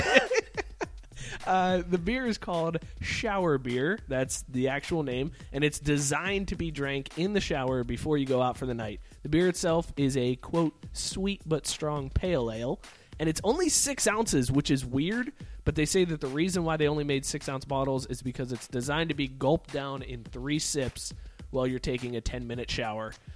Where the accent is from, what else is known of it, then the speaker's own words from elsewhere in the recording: Youngstown, Ohio, United States; moved away; my hometown in Youngstown